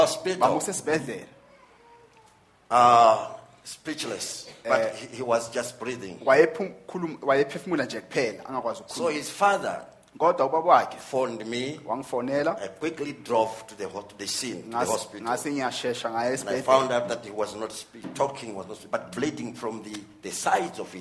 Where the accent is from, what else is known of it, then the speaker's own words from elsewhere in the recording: Zimbabwe; here in Zimbabwe, in my home country